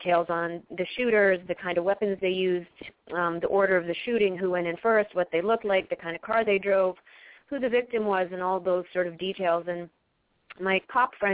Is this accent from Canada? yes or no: yes; Canada; now in Los Angeles, United States; my hometown in Canada